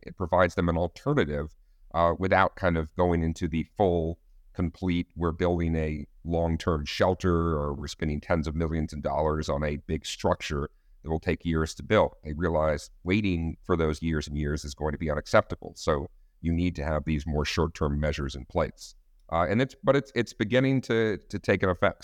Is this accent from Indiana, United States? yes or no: no; Austin, Texas, United States; Austin, Texas, uh, my hometown